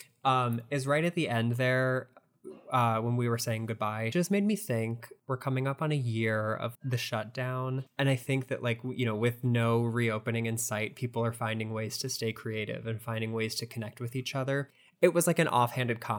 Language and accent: English; United States; Americans and the way we speak and like the nasality that we speak in.